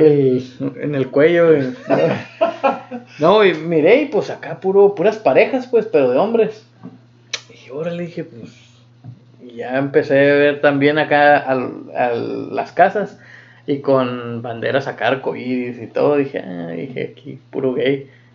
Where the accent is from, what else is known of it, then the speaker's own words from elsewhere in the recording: United States; moved away as an adult; now in Germany; soy de Estados Unidos